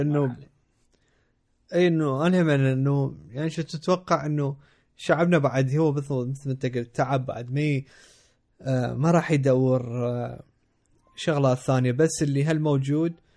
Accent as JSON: {"language": "Arabic", "country": "Iraq", "also_born_or_lived": "Jordan", "moved": "yes", "said": "انا افتخر اني عراقي"}